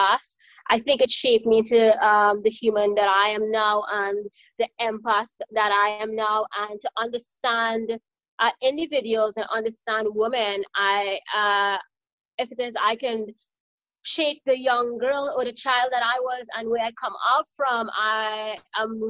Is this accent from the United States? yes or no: no; Trinidad & Tobago; moved away; I am from Trinidad and Tobago in the Caribbean. So I'm an island girl